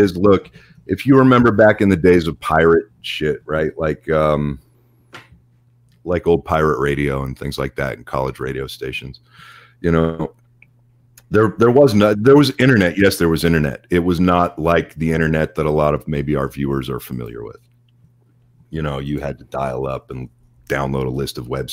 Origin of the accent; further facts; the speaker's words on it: Pittsburgh, Pennsylvania, United States; I grew up in Pittsburgh